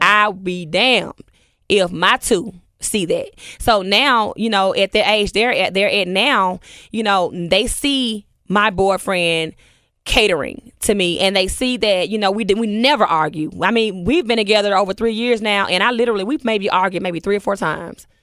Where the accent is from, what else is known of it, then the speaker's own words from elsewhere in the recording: Memphis, Tennessee, United States; we grew up together in Orange Mound